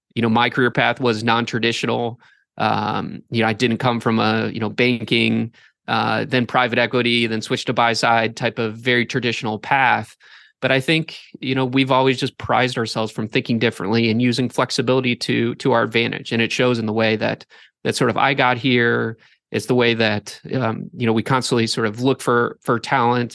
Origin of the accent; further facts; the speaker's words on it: Northeast Ohio, United States; I grew up in Northeast Ohio, went to school up there